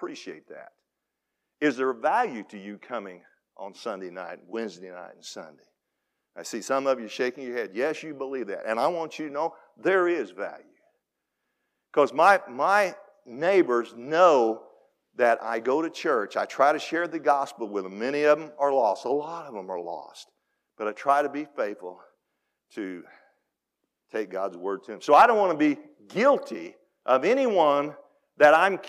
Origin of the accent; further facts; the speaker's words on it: Benton, Illinois, United States; I grew up in Steel City Baptist Church up there just east of Benton